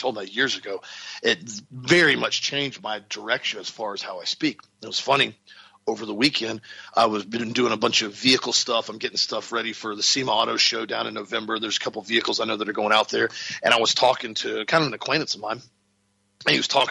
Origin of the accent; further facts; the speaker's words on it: Auburndale, Florida, United States; I grew up in Central Florida when the population of our town was 5,000 people. And I could go ride my bicycle all the way to downtown Auburndale